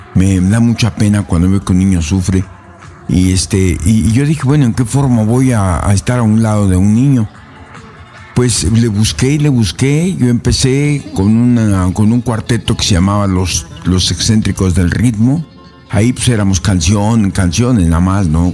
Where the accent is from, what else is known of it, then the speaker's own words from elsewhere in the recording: Puebla, Mexico; soy mexicano, yo soy poblano